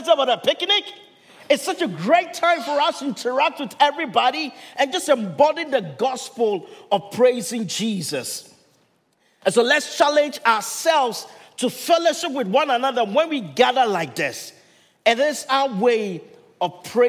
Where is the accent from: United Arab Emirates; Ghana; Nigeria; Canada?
Ghana; first language Twi; English is a second language; now in Milpitas, United States; my home country, Ghana